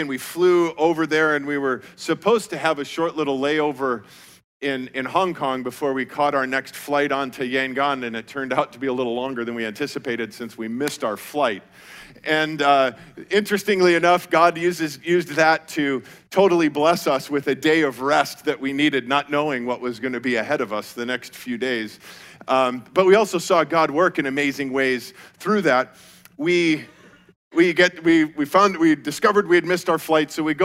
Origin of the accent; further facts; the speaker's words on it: Colorado, United States; I grew up in Colorado